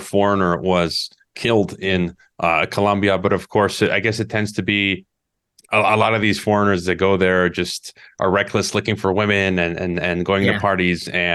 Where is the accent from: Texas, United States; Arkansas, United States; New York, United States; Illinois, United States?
Illinois, United States; Chicago; my hometown, Chicago